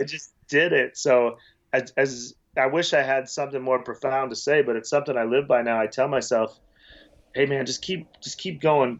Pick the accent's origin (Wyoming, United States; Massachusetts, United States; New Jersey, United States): Wyoming, United States; moved away as an adult; also born or lived in Las Vegas; I grew up in Wyoming, a small town